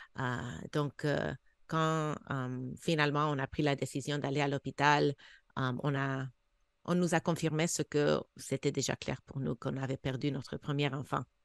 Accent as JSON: {"language": "French", "country": "United States", "also_born_or_lived": "Canada / Senegal", "moved": "yes", "said": "je suis américaine"}